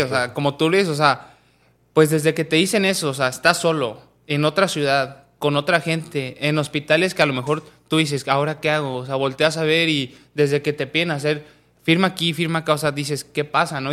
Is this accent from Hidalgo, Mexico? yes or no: yes; Pachuca, Hidalgo, Mexico; yo soy de Pachuca